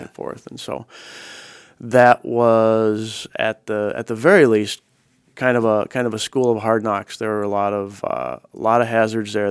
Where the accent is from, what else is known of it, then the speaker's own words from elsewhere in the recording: Chicago, Illinois, United States; moved away as an adult; also born or lived in Minneapolis; now in Oregon, United States; I grew up, I grew up in that area. So I spent about the first twenty years of my life in Chicago, in Northern Illinois.